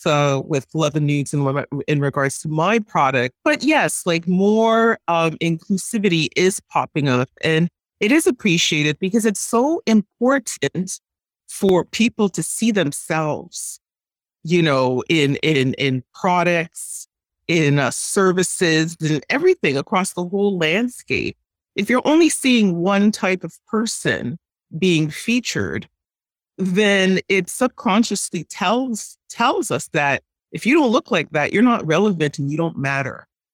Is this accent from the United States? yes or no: no; Montreal, Quebec, Canada; I was born and raised in Montreal. My mom worked in the garment industry